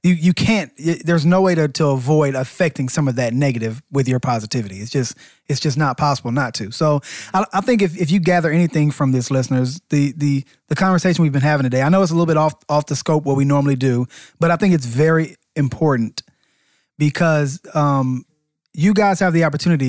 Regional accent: Atlanta, Georgia, United States; we're both from Atlanta

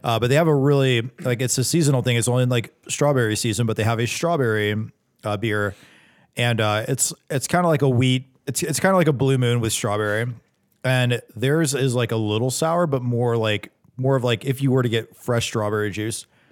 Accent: North Charleston, South Carolina, United States; I was born in North Charleston

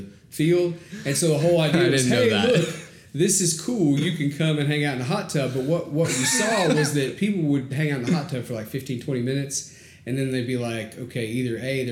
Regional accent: Chattanooga, Tennessee, United States; moved away as an adult; also born or lived in Atlanta, Georgia; now in Augusta, United States; I was born in Chattanooga, moved to Atlanta, moved back to Chattanooga for high school.

